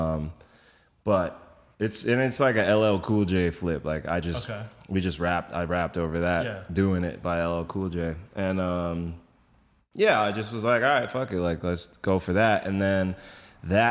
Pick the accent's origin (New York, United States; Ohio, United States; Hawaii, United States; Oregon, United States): New York, United States; New York City; I grew up in Brooklyn